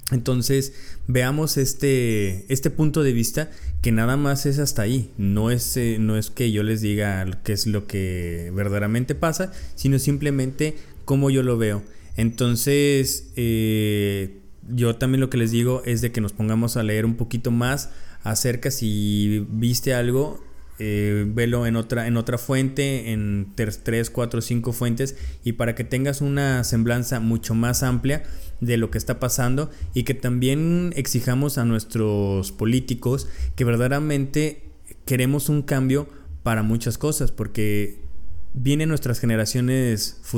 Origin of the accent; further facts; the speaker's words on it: Mexico; Muchos como mexicanos estamos tomando poca conciencia